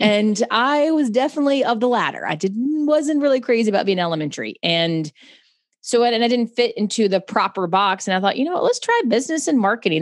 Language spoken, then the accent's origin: English; Charlotte, North Carolina, United States; I'm from Charlotte, North Carolina